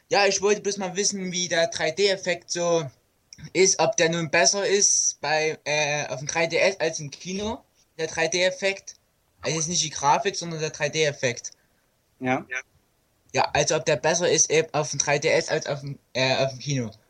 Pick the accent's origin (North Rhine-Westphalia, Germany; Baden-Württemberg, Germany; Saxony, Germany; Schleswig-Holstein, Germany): Saxony, Germany; Leipzig; Ich komme aus Sachsen, ja.